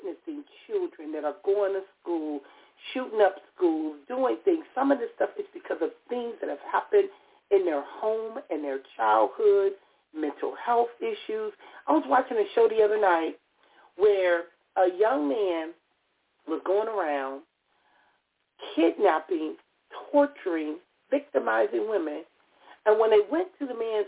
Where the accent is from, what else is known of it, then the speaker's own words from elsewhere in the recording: Compton, California, United States; Growing up in Compton, California